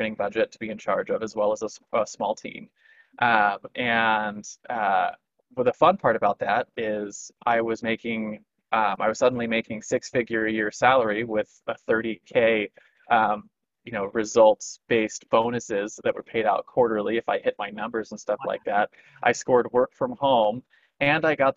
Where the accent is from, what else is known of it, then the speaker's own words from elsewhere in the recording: California, United States; moved away as an adult; also born or lived in Missouri; my hometown in California where all of that was bigger